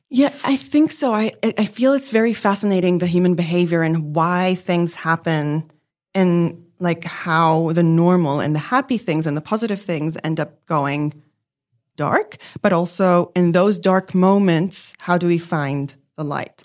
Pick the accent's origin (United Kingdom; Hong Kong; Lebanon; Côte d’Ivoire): Lebanon; also born or lived in New York; now in Melbourne, Australia; I grew up in Lebanon